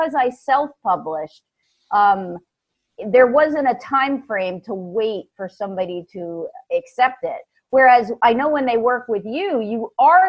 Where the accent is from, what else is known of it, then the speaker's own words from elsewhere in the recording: New York, United States; now in Atlanta, United States; Originally from New York, transplanted to Georgia.